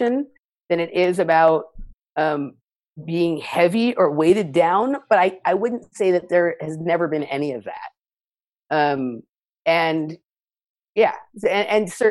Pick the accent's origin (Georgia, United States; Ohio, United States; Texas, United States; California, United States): California, United States; Los Angeles; I grew up in Los Angeles. I still live here now.